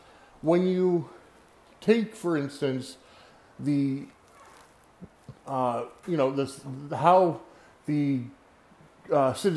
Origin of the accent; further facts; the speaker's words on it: New Britain, Connecticut, United States; my hometown of New Britain, Connecticut